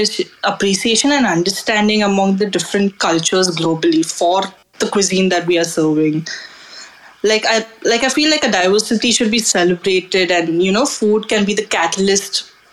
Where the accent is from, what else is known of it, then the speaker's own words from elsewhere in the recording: Mumbai, Maharashtra, India; I come from Mumbai, which is a coastal area.